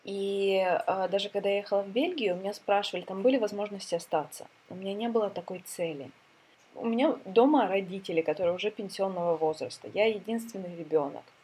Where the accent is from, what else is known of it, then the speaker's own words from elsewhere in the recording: Ukraine; now in Sweden; так и у меня начало много что меняться с того момента, как я переехала из Украины.